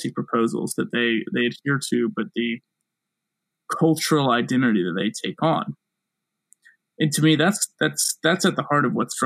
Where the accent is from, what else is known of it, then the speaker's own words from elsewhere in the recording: South Carolina, United States; I'm from South Carolina